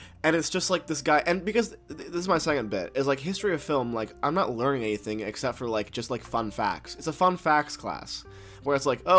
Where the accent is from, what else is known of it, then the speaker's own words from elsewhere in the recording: New York, United States; I'm also from New York.